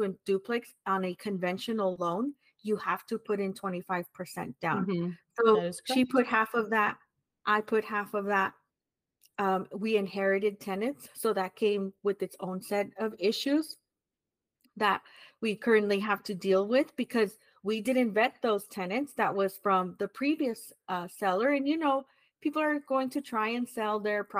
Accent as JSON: {"language": "English", "region": "California", "country": "United States", "tie": "born or raised there", "said": "we were priced out here in California, even in mm-hmm. my hometown that at one point was affordable."}